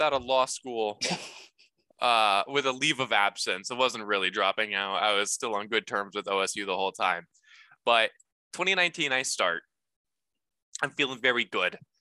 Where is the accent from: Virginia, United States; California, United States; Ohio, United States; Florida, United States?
Ohio, United States; Dayton; also born or lived in Seattle, Washington; I grew up here. I'm from Dayton, Ohio